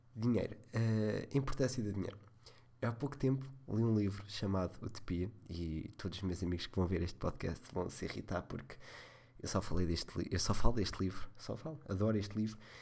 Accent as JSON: {"language": "Portuguese", "town": "Leiria", "region": "Leiria District", "country": "Portugal", "said": "sou de Leiria"}